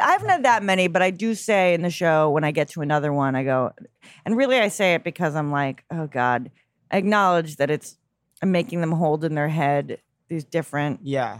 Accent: Chappaqua, New York, United States; also born or lived in Mount Kisco, New York; Which suburbs? Chappaqua, Mount Kisco, New York.

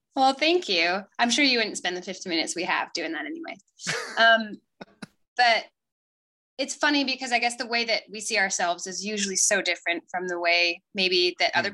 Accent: Paris, Île-de-France, France; moved away; also born or lived in Italy; I grew up, especially like in a culture in Paris

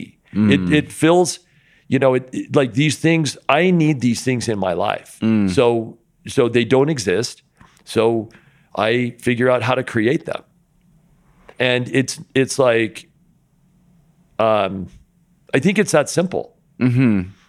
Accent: Linden, Utah, United States; growing up in Linden, Utah, you know, when I was a real young kid, I was really into BMX

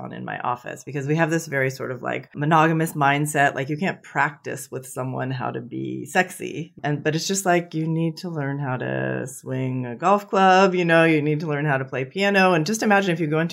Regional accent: San Francisco, California, United States; I was born in San Francisco to hippie parents

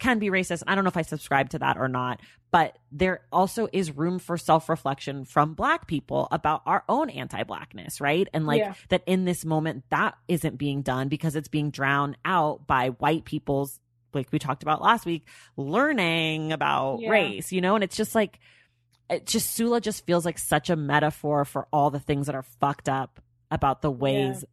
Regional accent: United States; I am American

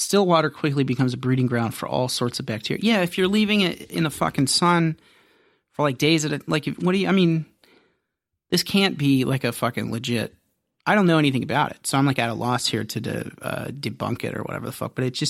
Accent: Ohio, United States; I grew up in Ohio. Mm-hmm. Family of 72.

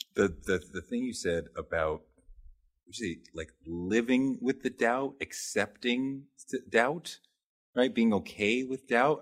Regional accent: United States; as American men

